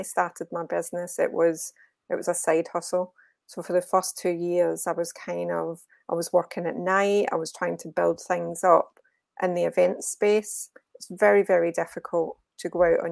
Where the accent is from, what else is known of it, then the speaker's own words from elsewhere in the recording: Glasgow, Scotland, United Kingdom; moved away as an adult; also born or lived in Birmingham; now in Walsall, United Kingdom; I'm from Glasgow. I haven't lost the accent, thankfully